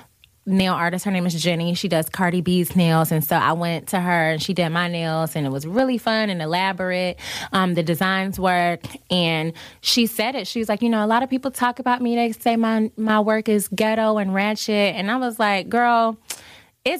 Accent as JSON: {"language": "English", "region": "the South", "country": "United States", "tie": "born or raised there", "said": "growing up in the South"}